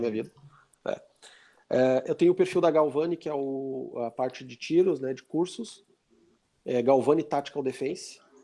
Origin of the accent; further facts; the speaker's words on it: Brazil; sou é daqui do Brasil